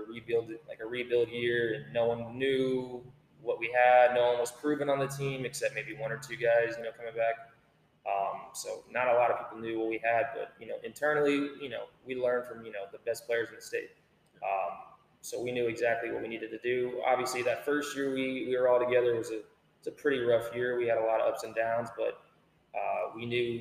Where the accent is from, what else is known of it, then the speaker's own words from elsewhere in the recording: Corpus Christi, Texas, United States; growing up in Corpus, you know, it's either Corpus Christi Carroll or Corpus Christi Moody.